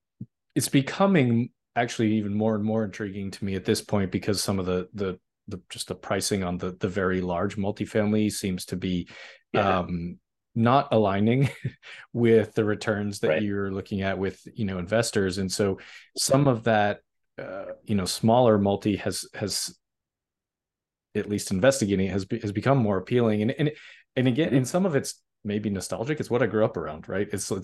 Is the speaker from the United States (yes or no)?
yes; Northeast, United States; you know, we're both from the Northeast, and a lot of what's there is old three families